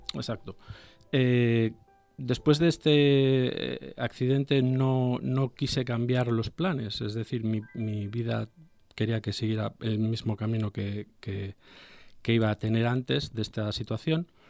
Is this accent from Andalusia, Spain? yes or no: no; Vigo, Galicia, Spain; moved away as an adult; now in Bilbao, Spain; yo natural soy de Galicia, de una ciudad que se llama Vigo